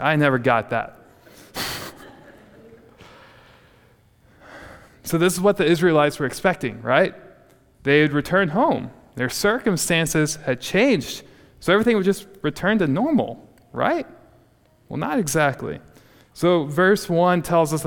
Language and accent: English; Texas Panhandle, United States; growing up in the Texas Panhandle